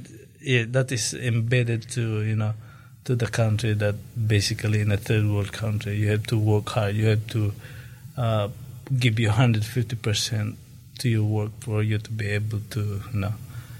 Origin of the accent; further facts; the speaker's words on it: Philippines; moved away as an adult; now in Dunedin, New Zealand; That's the way I grew up in the Philippines.